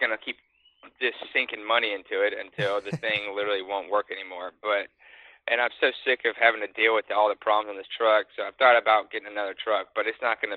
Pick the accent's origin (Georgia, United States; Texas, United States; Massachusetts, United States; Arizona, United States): Texas, United States; Dallas area; play in the Byron Nelson in my hometown